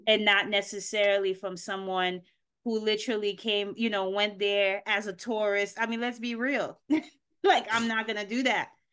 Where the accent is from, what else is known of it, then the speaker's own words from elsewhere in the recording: Haiti; moved away; I was born here, but I grew up in Haiti